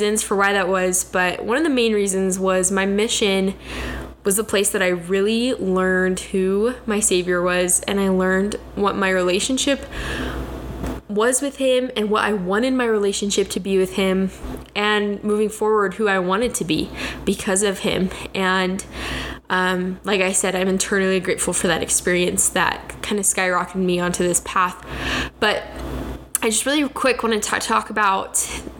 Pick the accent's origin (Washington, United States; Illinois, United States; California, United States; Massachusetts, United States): Washington, United States; Kennewick; moved away as an adult; now in Rexburg, United States; I grew up in Kennewick, Washington